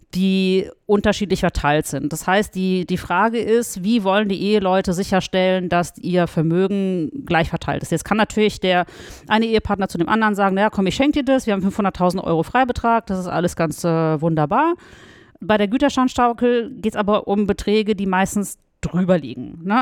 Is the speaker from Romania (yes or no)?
no; Russia; now in Frankfurt, Germany; ich bin in Russland geboren, spreche Russisch und Deutsch